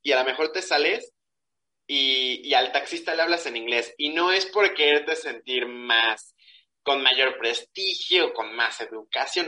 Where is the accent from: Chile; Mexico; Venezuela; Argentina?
Mexico; como mexicanos nos costó mucho trabajo